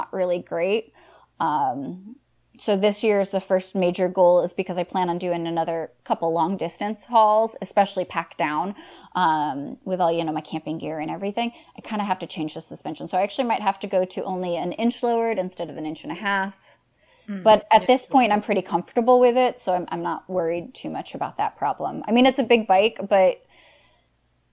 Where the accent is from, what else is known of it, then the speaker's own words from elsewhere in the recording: Florida, United States; I'm born and raised in Florida